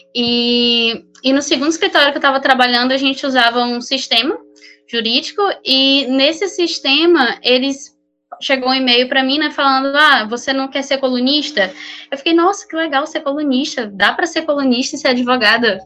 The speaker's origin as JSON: {"language": "Portuguese", "town": "São Luís", "region": "Maranhão", "country": "Brazil", "also_born_or_lived": "São Paulo", "moved": "as an adult", "said": "eu sou de São Luís, Maranhão"}